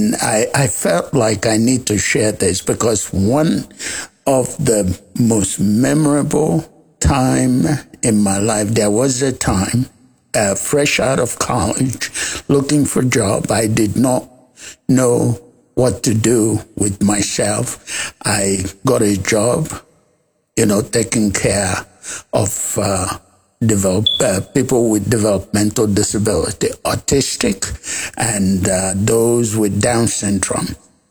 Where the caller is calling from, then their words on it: South Sudan; I'm calling in from South Sudan.